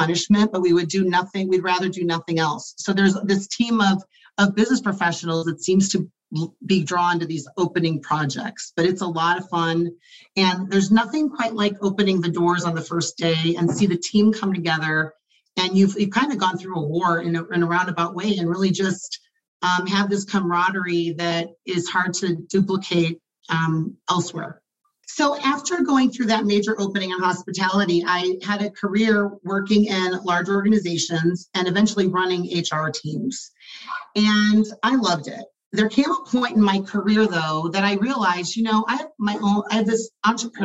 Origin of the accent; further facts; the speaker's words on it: Chicago, Illinois, United States; moved away as an adult; also born or lived in Nevada; I was born in Chicagoland and I moved to Nevada to attend UNLV